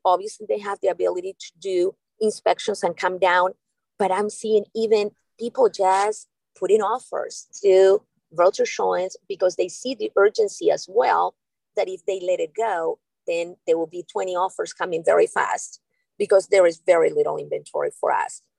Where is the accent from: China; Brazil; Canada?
Canada; moved away as an adult; also born or lived in Peru; now in Boca Raton, United States; I am Canadian, but actually, I was born in Peru.